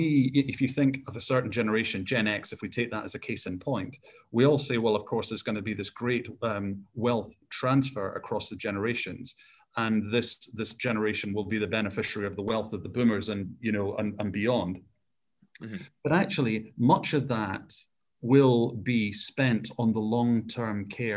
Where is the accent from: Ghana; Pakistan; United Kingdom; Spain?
United Kingdom; Scotland; I was brought up in Scotland.